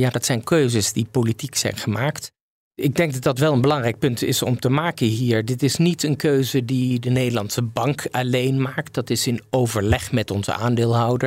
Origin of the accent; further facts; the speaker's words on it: Netherlands; we als Nederlanders